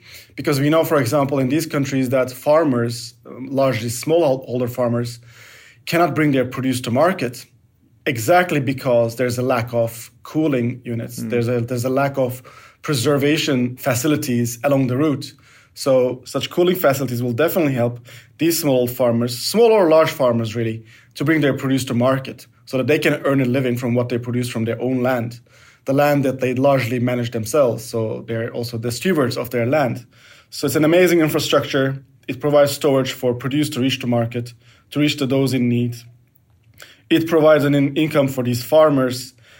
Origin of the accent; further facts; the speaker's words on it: Turkey; now in Belgium; I live in Belgium, I'm from Turkey.